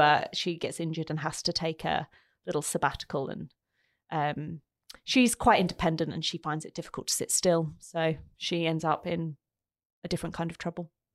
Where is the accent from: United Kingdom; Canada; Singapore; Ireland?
United Kingdom; London; moved away as an adult; now in Australia; growing up in London